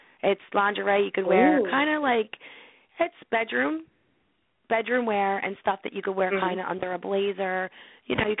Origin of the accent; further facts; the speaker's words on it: Philadelphia, Pennsylvania, United States; where I was born and raised in Philly.